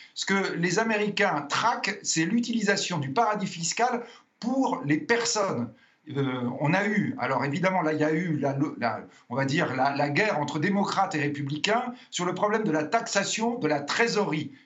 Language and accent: French; France; nous sommes français